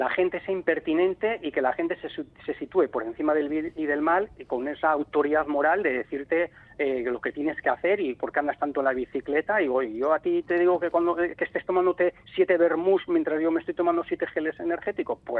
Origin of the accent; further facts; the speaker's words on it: Ordizia, Basque Country, Spain; also born or lived in Vigo; Porque es verdad que nosotros emigramos, mis padres y, yo, yo tendría apenas tendría tres años y, vinimos aquí a Ordicia